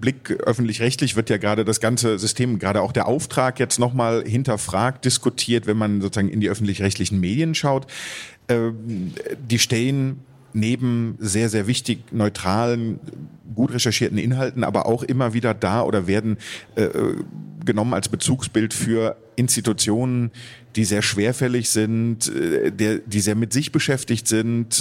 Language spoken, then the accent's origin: German; Germany; bei uns in Deutschland